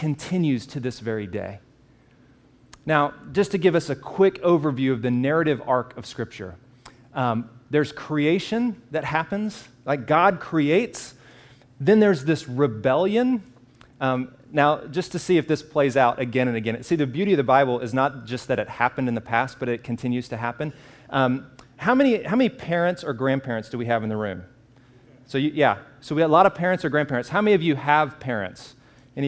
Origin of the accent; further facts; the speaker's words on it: the South, United States; I'm from the South, and so in where I live